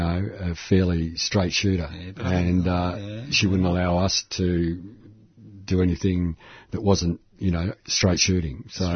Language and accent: English; Melbourne, Victoria, Australia; I was born in Elwood.